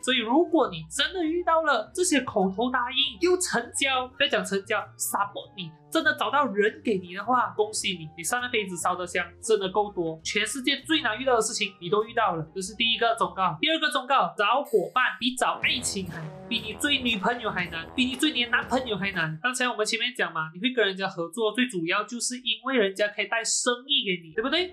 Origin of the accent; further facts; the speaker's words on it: Malaysia; 我一个在马来西亚长大的小孩子